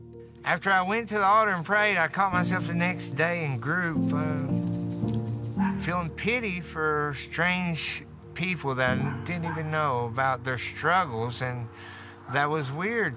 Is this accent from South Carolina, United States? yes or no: no; Martin County, Kentucky, United States; I grew up in Martin County here.